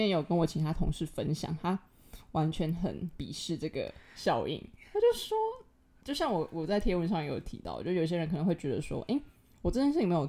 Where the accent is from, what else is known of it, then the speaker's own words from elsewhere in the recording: Tainan, Taiwan; 反正我的年假就是我就回台南，因为我台南人嘛，我就回去。